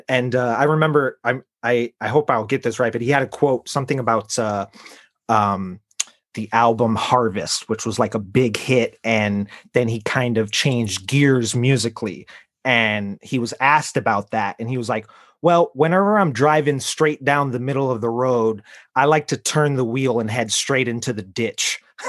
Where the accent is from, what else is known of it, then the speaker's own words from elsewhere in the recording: Chicago, Illinois, United States; I'm from Chicago, and we're like Midwestern when it's convenient to be Midwestern.